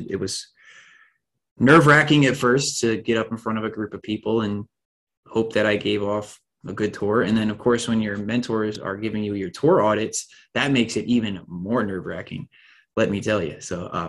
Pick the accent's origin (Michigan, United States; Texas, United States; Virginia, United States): Virginia, United States; Spotsylvania; How could this happen in my hometown?